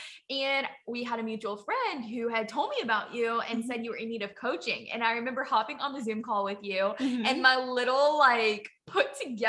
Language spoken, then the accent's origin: English; Southwest Louisiana, United States; moved away as an adult; now in Huntington Beach, United States; But I'm from Louisiana, but I live in California. I live in Huntington Beach, California. It is beautiful there. Definitely different than what I was raised in the middle of the country in Louisiana.